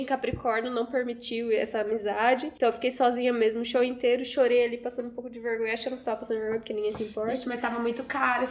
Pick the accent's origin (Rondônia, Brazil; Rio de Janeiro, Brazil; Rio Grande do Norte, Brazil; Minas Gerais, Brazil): Rondônia, Brazil; also born or lived in Cerejeiras / Vilhena; now in São Paulo, Brazil; eu vim pra São Paulo porque eu sou de Rondônia.